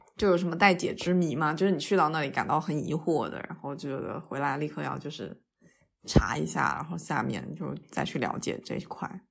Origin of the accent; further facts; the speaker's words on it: China; 咱们内地的朝鲜餐厅也不吃狗肉啊。